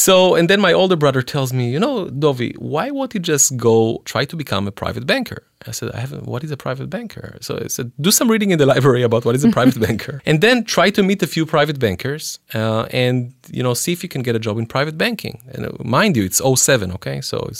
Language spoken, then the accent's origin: English; Israel; moved away as an adult; I came from Israel, you know